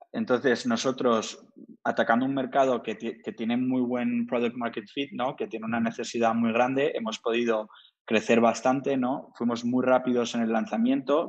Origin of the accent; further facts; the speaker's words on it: Madrid, Community of Madrid, Spain; also born or lived in Cambridge / Boston / Miami / Bogotá; soy de origen de la India, nací en, Madrid, la verdad es que he vivido unos 15, 20 años en, Madrid